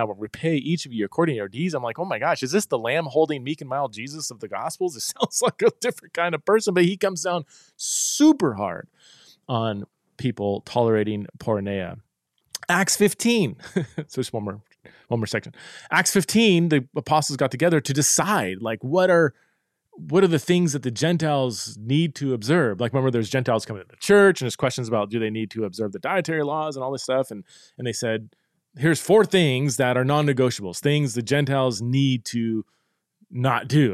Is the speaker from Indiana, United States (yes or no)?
no; Boise, Idaho, United States; here in my hometown